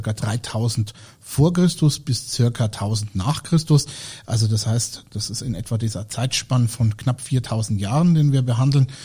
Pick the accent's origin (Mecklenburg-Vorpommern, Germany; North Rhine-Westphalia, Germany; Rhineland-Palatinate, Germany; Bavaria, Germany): Bavaria, Germany; Franconia; ich komme hier aus der Region